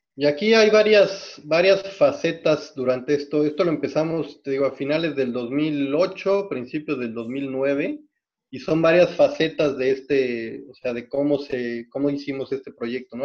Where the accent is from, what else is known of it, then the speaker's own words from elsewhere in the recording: Mexico City, Mexico; moved away as an adult; also born or lived in Canada; now in Los Cabos, Mexico; yo nací en la Ciudad de México y viví toda mi infancia en la Ciudad de México básicamente en el sur de la Ciudad de México, en San Jerónimo